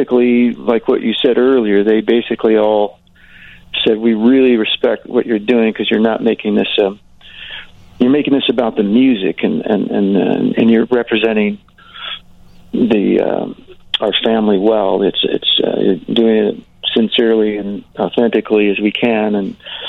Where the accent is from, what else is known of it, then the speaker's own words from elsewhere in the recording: Kansas, United States; I grew up in Kansas